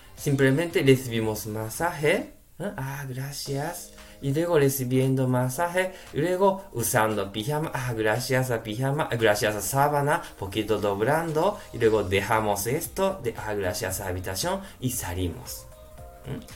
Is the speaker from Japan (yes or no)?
yes; Japan; Spanish is a second language; now in Spain; soy japonés